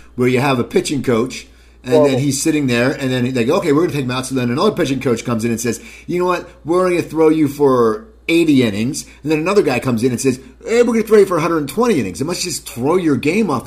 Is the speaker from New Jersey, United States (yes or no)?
yes; near Philadelphia, New Jersey, United States; I grew up 10 minutes outside of Philly, New Jersey